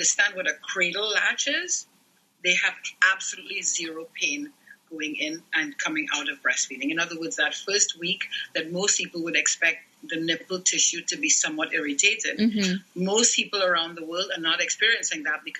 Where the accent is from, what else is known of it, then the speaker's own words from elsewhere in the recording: Trinidad & Tobago; moved away as an adult; I was born and raised in Trinidad and Tobago